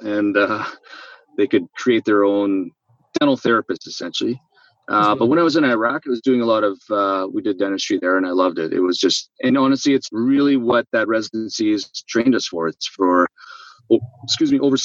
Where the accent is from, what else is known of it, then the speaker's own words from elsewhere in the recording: Manitoba, Canada; So I'm from Manitoba.